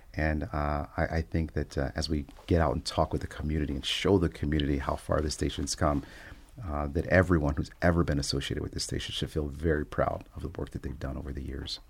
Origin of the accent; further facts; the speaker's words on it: Cincinnati, Ohio, United States; moved away as an adult; also born or lived in Oklahoma; now in Michigan, United States; my hometown of Cincinnati, Ohio